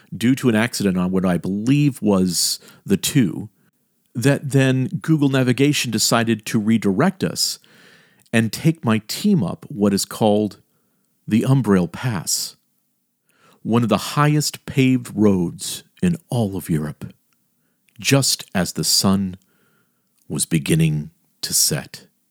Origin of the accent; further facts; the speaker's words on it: Miami, Florida, United States; also born or lived in Elkton, Maryland; my hometown of Miami, Miami of the late sixties and early seventies